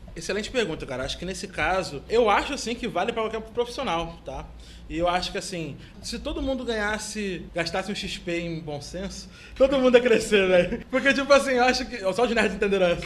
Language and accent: Portuguese; Rio de Janeiro, Brazil; eu sou carioca, porque eu sou professor de duas universidades aqui no Rio